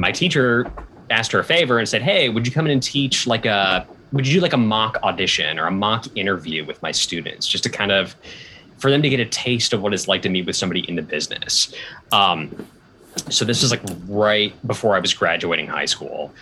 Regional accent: Portland, Oregon, United States; moved away; I grew up in Portland, Oregon

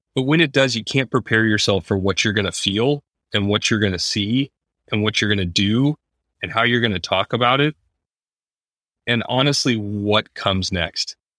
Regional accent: Highland Park, Illinois, United States; my hometown.

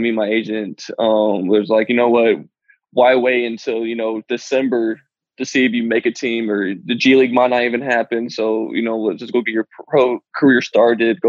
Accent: Colorado, United States; moved away as an adult

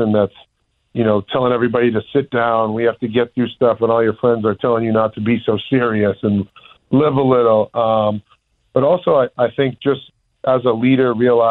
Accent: Massachusetts, United States; where I grew up in my home state

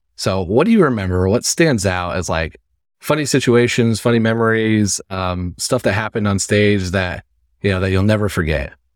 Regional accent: Midwest, United States; I'm from the Midwest, so I'm from a city that sometimes people say that, but I love, I love where I grew up.

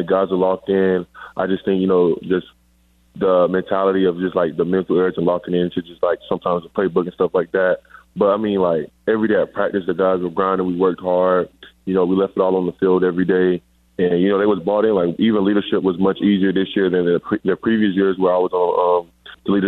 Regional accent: Riverdale, Georgia, United States; also born or lived in Hampton, Georgia; I am from Riverdale, Georgia, born and raised

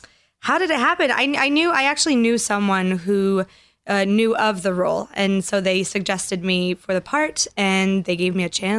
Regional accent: Grenoble, Auvergne-Rhône-Alpes, France; first language French; English is a second language; moved away as an adult; also born or lived in Paris, France; now in Los Angeles, United States; Grenoble, which is where I'm from

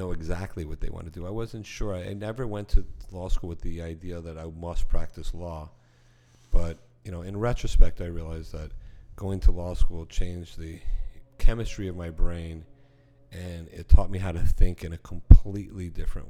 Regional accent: Miami Beach, Florida, United States; growing up in Miami Beach, when I was a kid

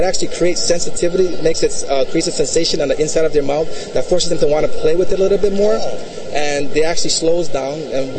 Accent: Hawaii, United States; We're from Hawaii. I know, don't I look like the typical Hawaiian guy?

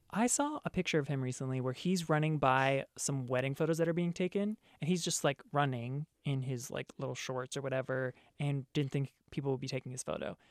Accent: East Coast, United States; moved away as an adult; I'm from the East Coast, and so I moved out here knowing one person

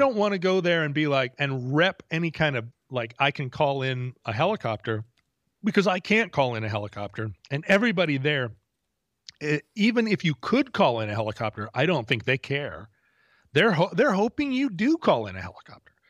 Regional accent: United States; as an American

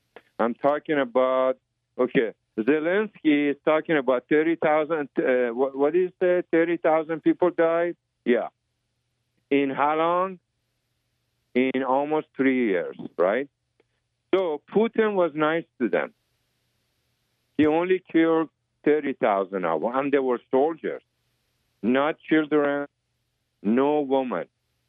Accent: United States; Well, I went in from through a different area, you know, because I'm American. I have different passports. You know, I'm American, Iranian. I'm Arab.

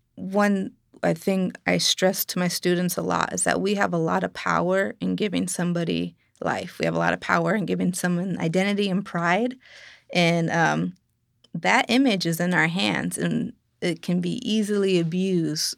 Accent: United States; Being Lakota or Dakota or being Native American in general

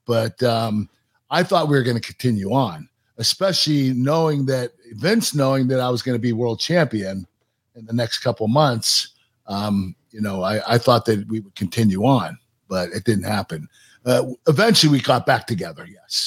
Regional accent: Pittsburgh, Pennsylvania, United States; in Pittsburgh, in my hometown

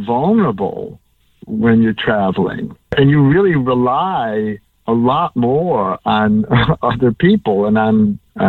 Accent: United States; being an American and never having been there

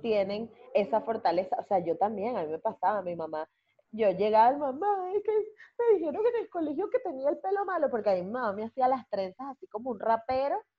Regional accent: Chirimena, Miranda, Venezuela; yo soy de Chirimena.

